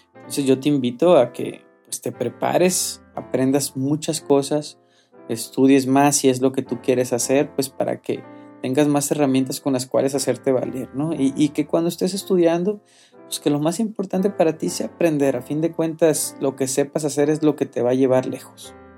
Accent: Colima, Mexico; moved away; no vivo en, en mi tierra, ¿no? Que es Colima.

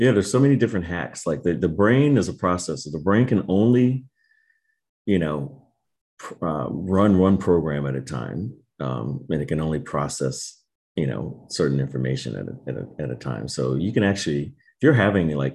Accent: Maryland, United States; moved away as an adult; also born or lived in Miami, Florida / California; I grew up in Maryland

